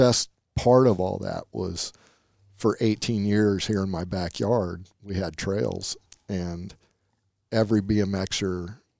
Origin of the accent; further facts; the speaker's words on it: San Diego, California, United States; was born and raised right here in San Diego.